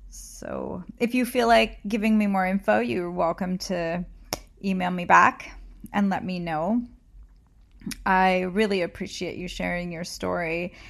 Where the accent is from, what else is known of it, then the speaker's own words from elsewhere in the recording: California, United States; I grew up in California